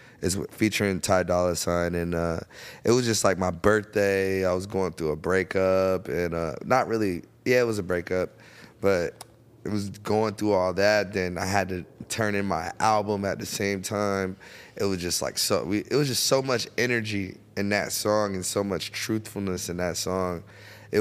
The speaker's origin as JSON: {"language": "English", "region": "Florida", "country": "United States", "said": "I'm from Florida."}